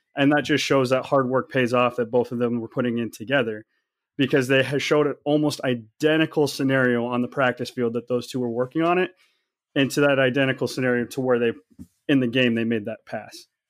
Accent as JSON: {"language": "English", "town": "Kansas City", "country": "United States", "moved": "yes", "lives_now": "Waterloo, United States", "said": "I live in Waterloo, Iowa. I'm um, originally from Kansas City area."}